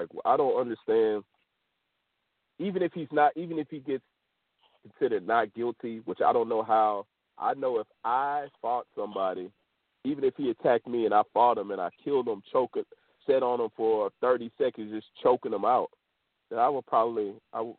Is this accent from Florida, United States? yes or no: no; Houston, Texas, United States; I'm from Houston, Texas